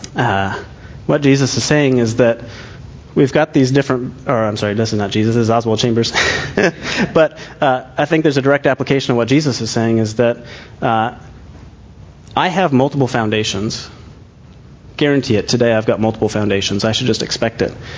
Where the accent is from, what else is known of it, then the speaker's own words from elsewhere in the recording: Scotland, United Kingdom; I'm Scottish